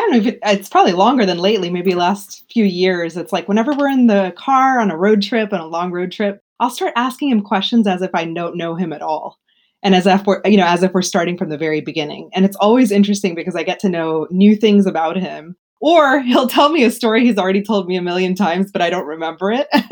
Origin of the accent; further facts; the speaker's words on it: Houston, Texas, United States; moved away as an adult; now in Baltimore, United States; I was born in Houston, raised in Houston